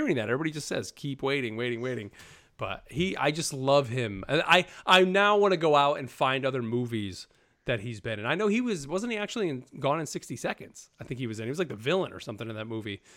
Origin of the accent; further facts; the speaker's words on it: New York, United States; now in North Carolina, United States; I'm from New York, live in North Carolina.